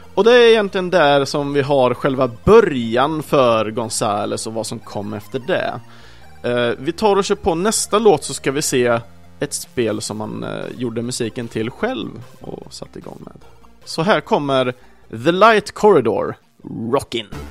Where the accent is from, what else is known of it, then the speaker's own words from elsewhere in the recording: Sweden; vi svenskar kanske, i alla fall då för oss som föddes på 80-talet